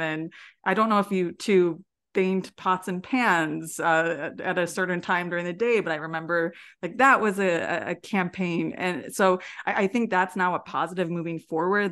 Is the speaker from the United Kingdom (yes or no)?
no; Midwest, United States; growing up in the Midwest